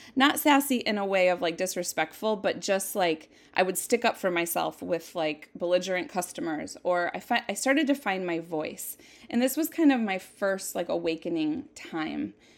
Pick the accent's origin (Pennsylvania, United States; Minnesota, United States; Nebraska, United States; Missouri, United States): Minnesota, United States; Jackson; I was born in nineteen seventy-seven in Jackson, Minnesota, a little teeny tiny town that's so pretty. I just, I have such a love for my hometown.